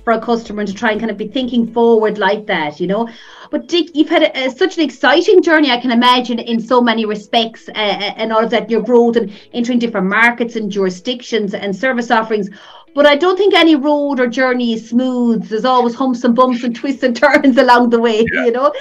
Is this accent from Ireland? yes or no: yes; Ireland